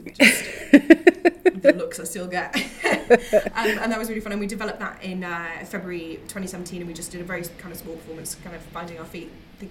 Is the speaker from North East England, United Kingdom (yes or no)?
yes; Newcastle upon Tyne, North East England, United Kingdom; now in London, United Kingdom; I'm from Newcastle originally